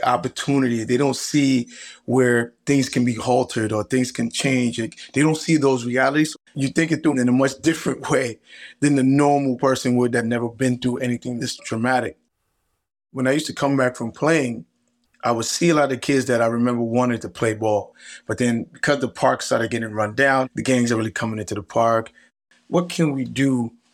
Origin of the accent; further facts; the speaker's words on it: New York City, New York, United States; also born or lived in Ghana; my parents brought me to America, to an area called Canarsie, Brooklyn